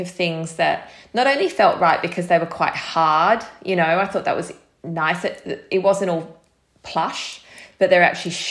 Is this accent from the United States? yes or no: no; Australia; moved away as an adult; now in United Kingdom; as an Australian who had not really spent much time in this country